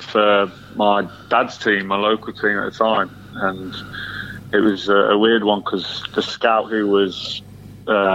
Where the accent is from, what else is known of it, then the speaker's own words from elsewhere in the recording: Newhall, East Midlands, United Kingdom; also born or lived in Sutton-in-Ashfield, Nottinghamshire; where I spent a lot of my childhood living near there, a little village called Newall near swaddling coat